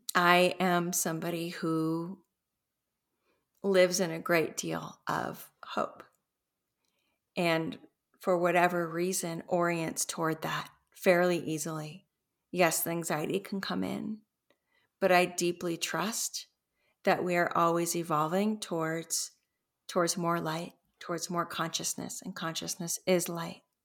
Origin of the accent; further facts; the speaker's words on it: Los Angeles, California, United States; moved away; I grew up in Los Angeles